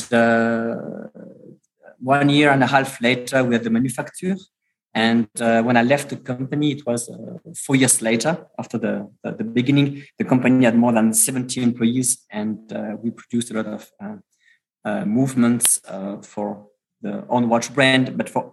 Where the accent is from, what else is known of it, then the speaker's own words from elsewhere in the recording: France; moved away; also born or lived in Germany / United States / Switzerland; I'm pure product from France, because it means I had a class preparatory class